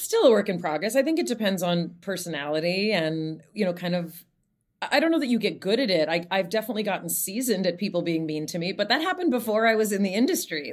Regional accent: Los Angeles, California, United States; also born or lived in San Francisco; I grew up in Los Angeles

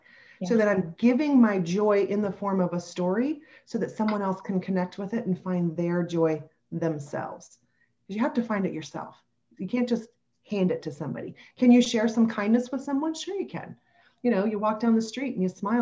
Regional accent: Kentucky, United States; we're both from Kentucky. Our families, you know, live near one another

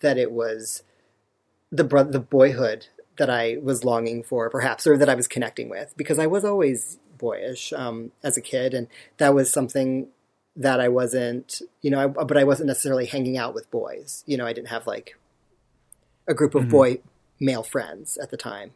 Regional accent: outside of Philadelphia, Pennsylvania, United States; also born or lived in Augusta, Georgia; And then I moved to outside of Philadelphia with my mother

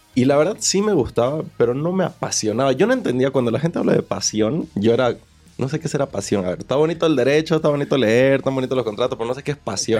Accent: Bolivia; moved away as an adult; now in Mexico; Yo soy de Bolivia

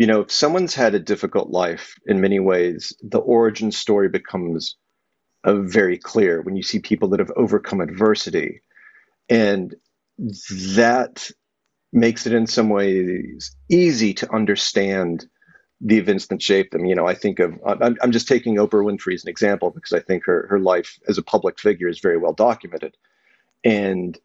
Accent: Texas, United States; growing up in Texas, which it isn't the South, it's its own thing

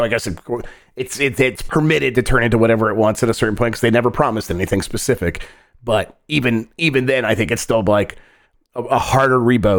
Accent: Michigan, United States; moved away; I was from Michigan and we did drink some Faygo. We had a lot of Faygo growing up for sure.

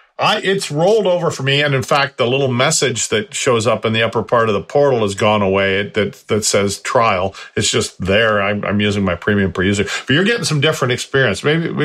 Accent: Canada; And I'm Canadian.

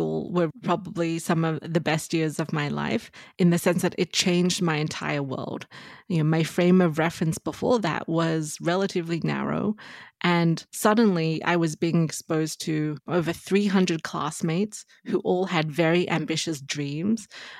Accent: Australia; moved away as an adult; now in United States; So I grew up in Australia, did my undergraduate degree there, did a degree in economics and marketing, and then moved to the US, you know, after working in Australia for some time.

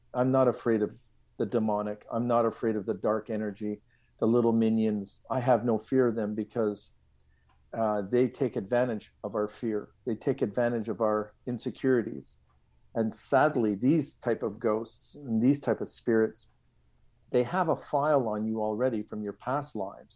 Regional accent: Montreal, Quebec, Canada; I grew up in Lachine, Quebec

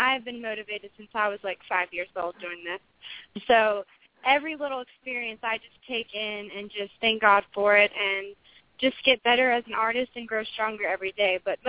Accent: Maryland, United States; moved away; I'm originally from Maryland.

